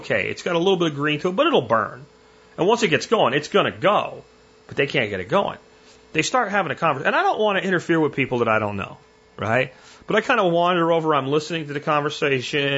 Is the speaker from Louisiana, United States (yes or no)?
no; Pennsylvania, United States; When I grew up in Pennsylvania